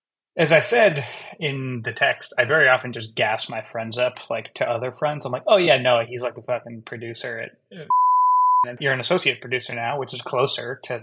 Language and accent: English; New York City, New York, United States; Park Slope, like three blocks from where I grew up.